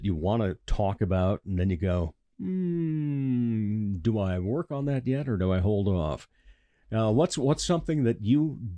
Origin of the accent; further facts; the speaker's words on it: Rock Rapids, Iowa, United States; I grew up down in Rock Rapids and uh, driving up here.